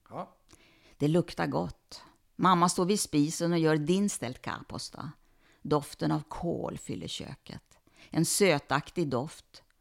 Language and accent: Swedish; Sweden; Som svensk jude